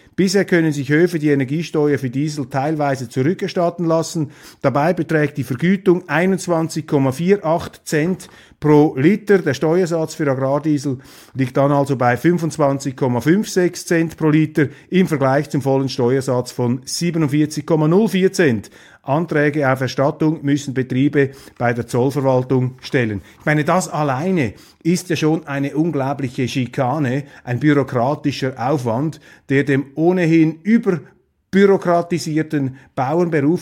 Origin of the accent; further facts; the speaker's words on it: Switzerland; wir Schweizer